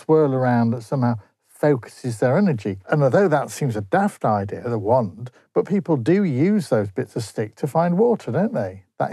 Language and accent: English; Grimsby, Yorkshire and the Humber, United Kingdom; I come from Grimsby